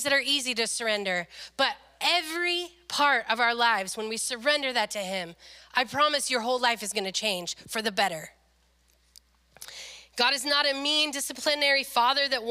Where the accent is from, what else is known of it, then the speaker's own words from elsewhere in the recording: Le Grand, United States; moved away as an adult; when I moved here from Le Grand